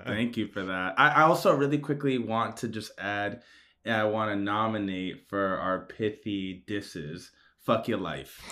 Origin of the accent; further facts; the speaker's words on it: Washington, District of Columbia, United States; I'm from Washington, D C area